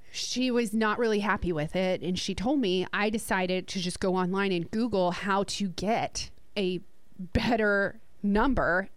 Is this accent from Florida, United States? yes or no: no; New Jersey, United States; now in Gulf Coast, United States; Matthew and I are both from New Jersey